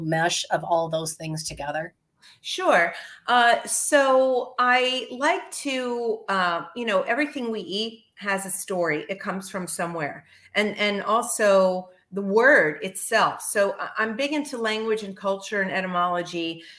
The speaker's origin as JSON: {"language": "English", "town": "Miami Beach", "region": "Florida", "country": "United States", "tie": "born or raised there", "moved": "as an adult", "lives_now": "Northeast, United States", "said": "I'm born and raised in Miami Beach, Florida"}